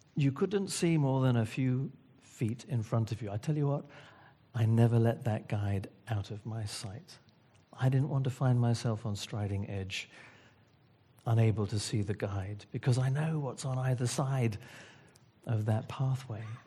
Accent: Wales, United Kingdom; I'm Welsh.

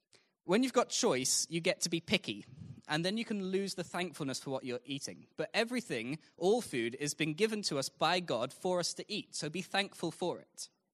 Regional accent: Zimbabwe; also born or lived in Mozambique; So I was a missionary kid. I grew up in Zimbabwe and Mozambique, which was very different to life here.

